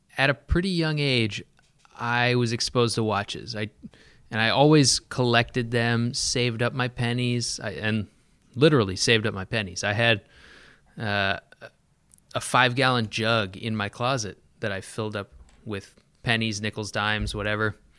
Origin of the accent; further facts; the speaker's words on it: San Diego, California, United States; moved away; also born or lived in Pacific Northwest; I was born in San Diego. Uh, spent my younger years in San Diego